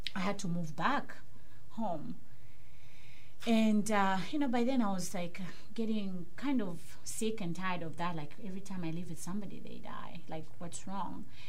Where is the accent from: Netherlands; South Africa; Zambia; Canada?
Zambia; Kitwe, Copperbelt Province; now in Pittsburgh, United States; I'm originally from Zambia, mm-hmm. Africa, for those who don't know. Uh, it's in south central part of Africa. And um, I was born in a place called Kitwe